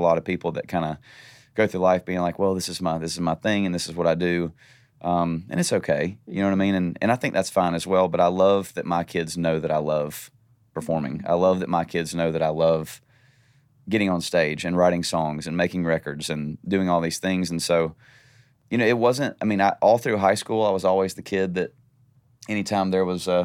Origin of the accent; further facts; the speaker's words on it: Nashville, Tennessee, United States; also born or lived in Valdosta, Georgia; we moved to Nashville when I was like 18 months old. I was born in Valdosta, Georgia